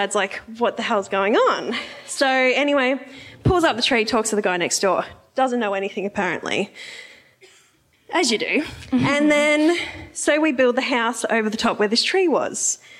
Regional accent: Yarra Valley, Victoria, Australia; The Yarra Valley.

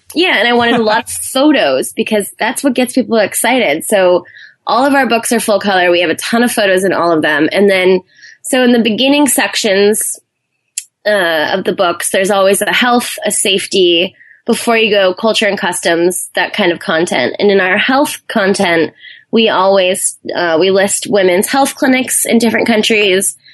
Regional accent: Hawaii, United States; moved away as an adult; also born or lived in Arizona / New Zealand; I grew up in Hawaii on an island, and my family weren't really big travelers

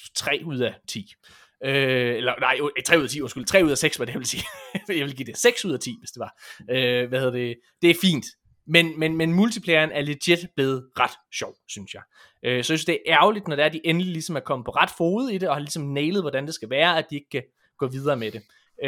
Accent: West Jutland, Central Denmark Region, Denmark; jeg er en vestjyde

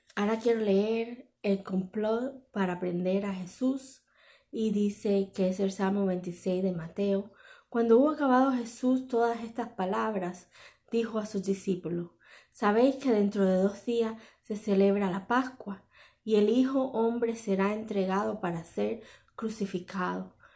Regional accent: Cuba; now in Miami, United States; mi país

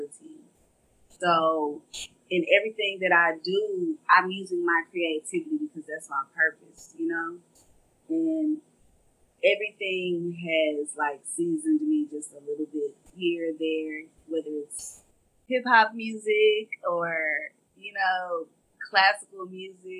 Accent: Dallas, Texas, United States; I am from Oak Cliff, South Dallas, Texas. born and raised.

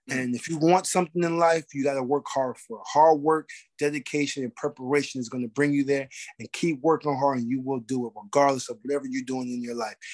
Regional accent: Arbor Hill, New York, United States; I come from Arbor Hill. I, nobody never thought I was going to be a heavyweight champion of the world.

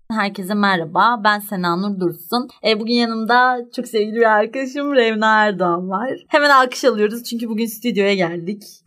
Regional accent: Istanbul, Turkey; ben doğup büyüdüğüm yerde

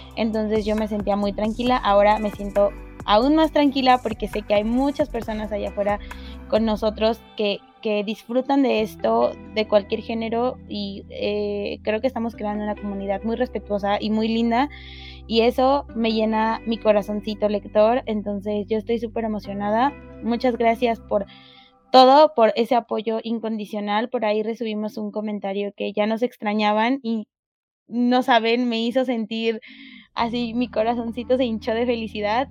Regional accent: Mexico; nosotros somos mexicanos

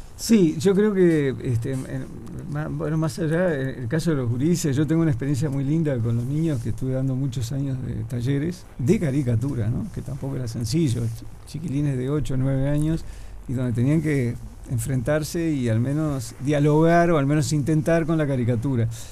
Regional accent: Trinidad, Flores, Uruguay; moved away as an adult; now in Montevideo, Uruguay; yo dibujo en vivo hace mucho tiempo, te diría que desde mi adolescencia en Trinidad

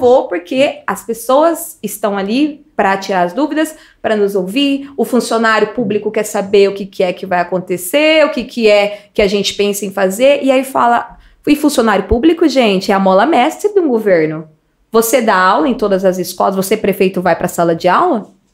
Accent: Paulínia, São Paulo, Brazil; also born or lived in Sumaré / Nova Odessa; eu fui criada ali no, no Médici, muitas pessoas me conhecem no Mé, do Médici, mas a minha história, como a história de muitos paulinenses, não foi só em Paulínia.

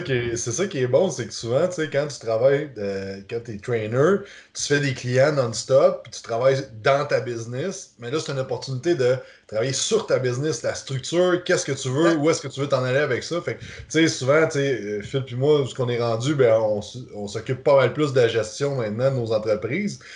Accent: Quebec, Canada; en tant que Québécois

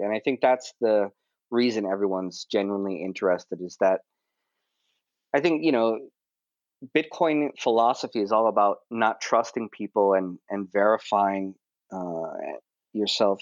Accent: Honolulu, Hawaii, United States; moved away as an adult; now in Tokyo, Japan; I'm originally from Honolulu, Hawaii, and I moved to Tokyo when I was about 20 years old

